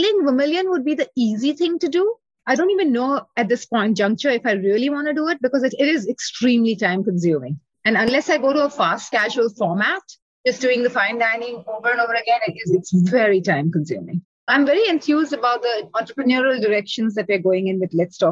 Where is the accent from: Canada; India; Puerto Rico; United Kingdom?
India; now in Chicago, United States; I grew up in India